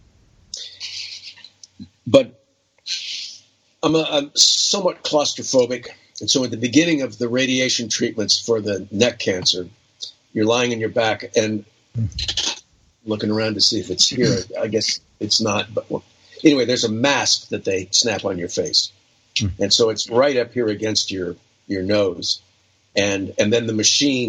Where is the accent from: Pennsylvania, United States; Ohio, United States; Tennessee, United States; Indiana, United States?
Ohio, United States; moved away; also born or lived in New York; I have friends back in Ohio where I grew up and in New York